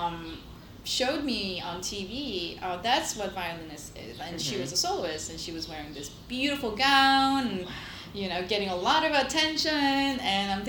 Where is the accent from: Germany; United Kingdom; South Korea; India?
South Korea; moved away as an adult; now in United States; I speak very little, and I'm from Korea